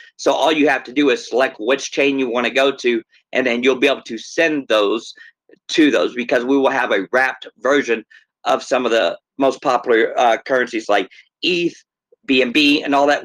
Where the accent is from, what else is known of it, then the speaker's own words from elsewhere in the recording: Texas, United States; moved away as an adult; now in Minnesota, United States; originally from Texas